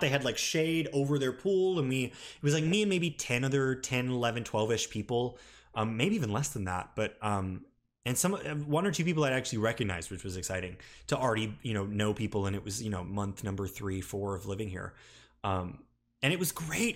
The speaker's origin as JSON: {"language": "English", "region": "a small city in the South", "country": "United States", "tie": "born or raised there", "moved": "yes", "said": "I was back home in my hometown"}